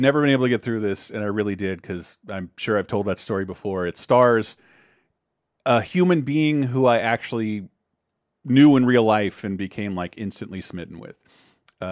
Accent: an hour or two south of Macon, Georgia, United States; born or raised there

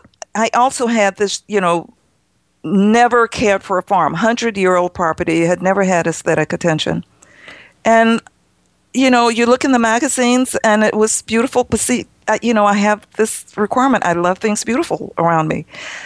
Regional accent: New York, United States; Me, I came from New York and I have a 100-year-old barn.

